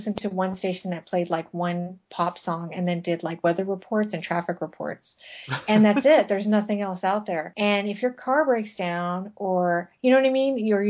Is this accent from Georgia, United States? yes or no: no; Las Vegas, Nevada, United States; moved away; also born or lived in Los Angeles; so I'm from Vegas and I lived in LA for a number of years. And I used to drive back and forth between the cities to see my family.